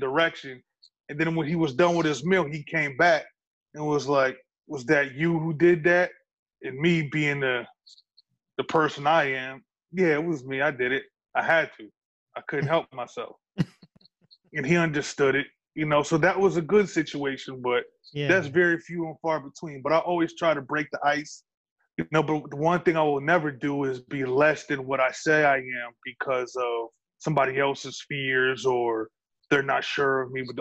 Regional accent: New York, United States; I'm a New Yorker

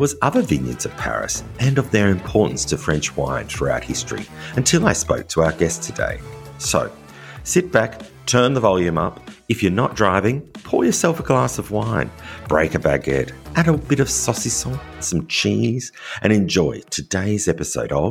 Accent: Australia; now in France; As an Australian living in rural France

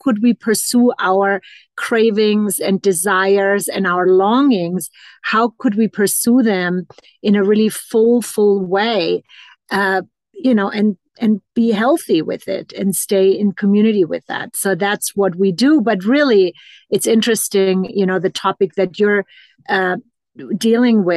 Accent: Germany; now in Boulder, United States; When I was a teen growing up in Germany

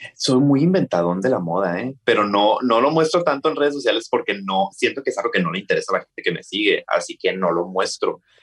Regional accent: Hermosillo, Sonora, Mexico; soy de Hermosillo, Sonora

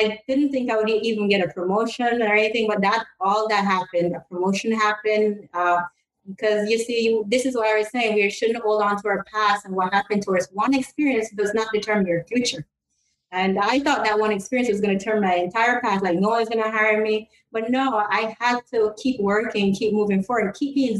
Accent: Jamaica; I'm from Jamaica

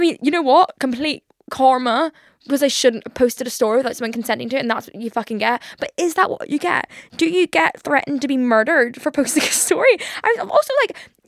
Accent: Liverpool, North West England, United Kingdom; accent: Liverpool; Liverpool accent a little bit intimidating sometimes. Like, just, like, when someone's angry and I'm from Liverpool, it's kind of, like, scarier.

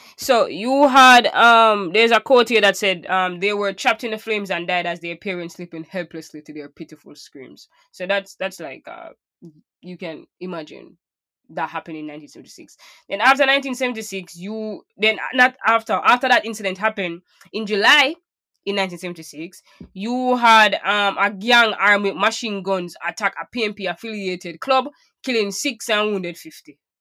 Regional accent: Portmore, Saint Catherine, Jamaica; I grew up in Portmore

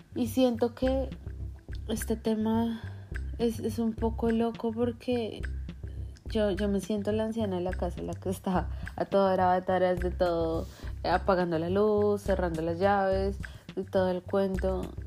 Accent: Colombia; moved away as an adult; now in United States; yo soy de Colombia

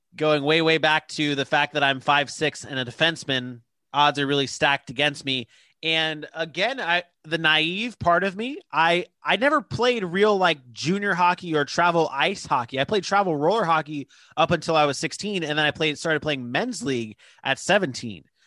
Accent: Jacksonville, Florida, United States; also born or lived in Fort Lauderdale, Florida; I moved up to Jacksonville when I was like seven and started playing travel hockey up here

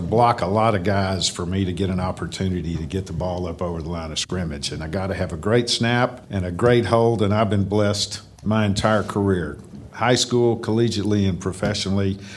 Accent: Texas, United States; I am a Texan and I, I will die a Texan

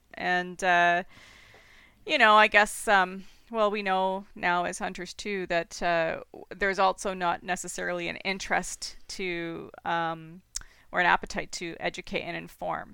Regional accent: Toronto, Ontario, Canada; also born or lived in British Columbia / Saskatchewan; now in Ancaster, Canada; I was born and raised in Toronto

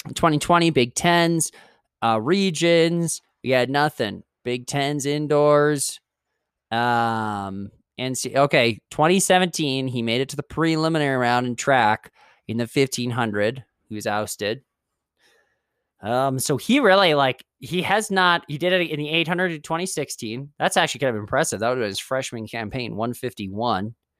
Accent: Moorhead, Minnesota, United States; my hometown, Moorhead State

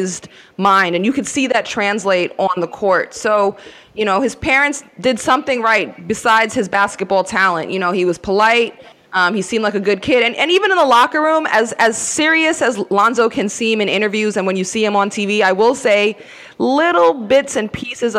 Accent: New York City, New York, United States; growing up in Queens

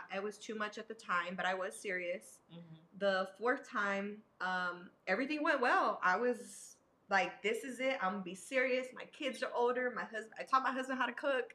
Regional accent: San Antonio, Texas, United States; San Antonio born and raised.

